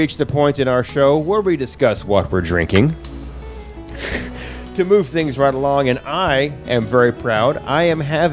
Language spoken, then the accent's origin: English; Arkansas, United States